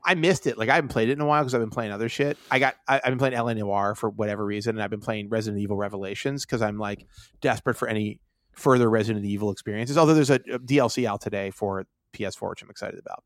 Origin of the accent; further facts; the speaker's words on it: Pittsburgh, Pennsylvania, United States; I'm from Pittsburgh where, where, you know, there were massive fucking steel mills